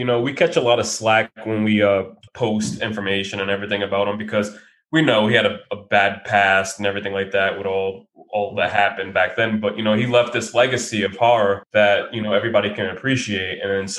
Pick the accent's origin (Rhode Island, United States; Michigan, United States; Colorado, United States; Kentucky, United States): Rhode Island, United States; Providence; we're from Providence, Rhode Island